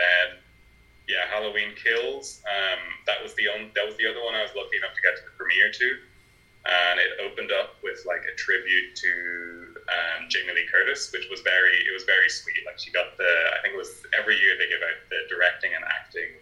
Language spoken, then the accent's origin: English; Navan, County Meath, Ireland; I'm from Navan, so I'm not far from where it was filmed.